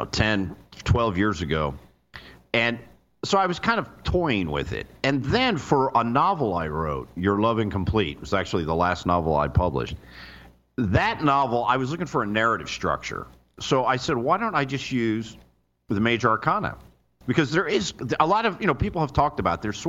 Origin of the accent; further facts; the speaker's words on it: Florida, United States; moved away; also born or lived in New York; I was born in New York, but I was raised in Florida